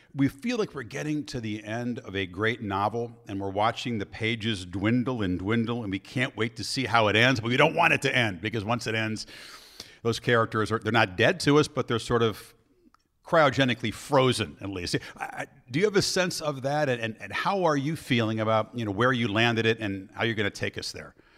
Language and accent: English; Chicago, Illinois, United States; We have our joint background growing up in Chicago